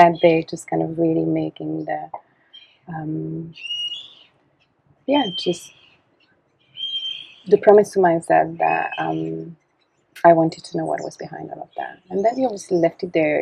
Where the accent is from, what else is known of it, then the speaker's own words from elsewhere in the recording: Belgium; also born or lived in Canada; I was born in Canada, and my parents are doctors, and so they went to Canada and to study, and so, but I was raised in Belgium, and in the countryside